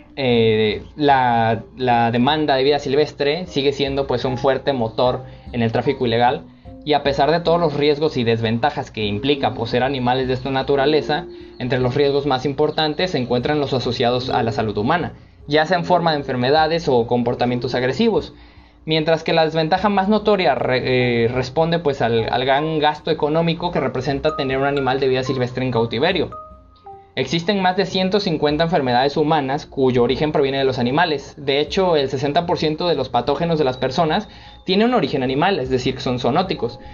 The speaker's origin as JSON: {"language": "Spanish", "town": "Córdoba", "region": "Veracruz", "country": "Mexico", "said": "el caso de mi ciudad, en, en, Córdoba"}